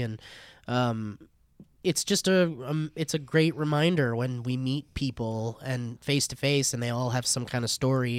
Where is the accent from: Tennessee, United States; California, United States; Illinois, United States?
California, United States; Oxnard; my friend Nicole, who I grew up with in Oxnard